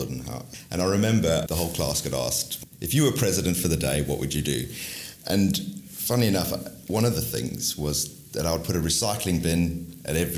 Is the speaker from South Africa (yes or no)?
yes; South Africa; moved away as an adult; I grew up in South Africa. Left there when I was 18.